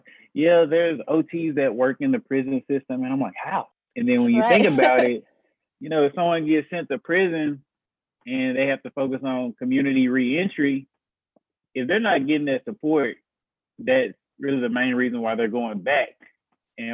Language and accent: English; Memphis, Tennessee, United States; I'm from Memphis. I'm from Memphis, Tennessee